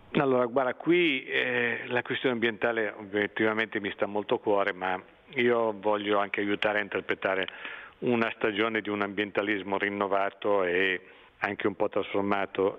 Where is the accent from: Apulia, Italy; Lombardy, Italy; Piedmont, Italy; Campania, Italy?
Lombardy, Italy; Brianza; also born or lived in Milan; sono nato a Milano perché allora si nasceva in clinica, in una clinica milanese, ma ho vissuto in, in Brianza